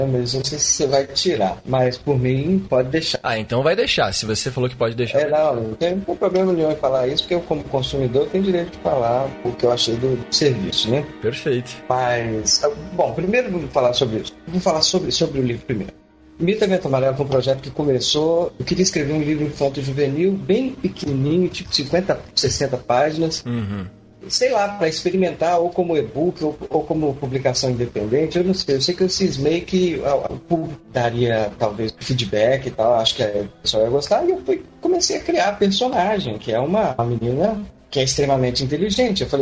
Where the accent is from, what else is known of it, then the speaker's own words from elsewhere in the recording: Minas Gerais, Brazil; now in Rio de Janeiro, Brazil; Estamos aí, vim, é, de Minas Gerais, estou no Rio de Janeiro há oit